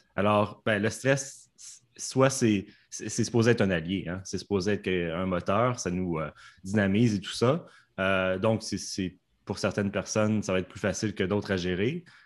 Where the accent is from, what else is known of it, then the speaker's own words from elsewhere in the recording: Canada; accent: Canadian; mon accent canadien, était un accent ben, chinois